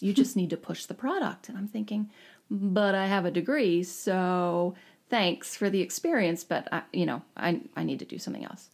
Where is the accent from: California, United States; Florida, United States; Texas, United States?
Florida, United States; Jacksonville; born or raised there; moved away; also born or lived in Bucks County, Pennsylvania / Ithaca, New York / Woodstock, New York / New Jersey